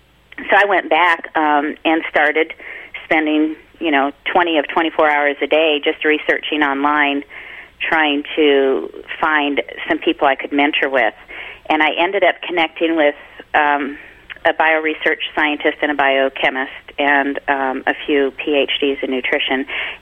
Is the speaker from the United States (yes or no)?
no; Canada; Oh, I'm so Canadian.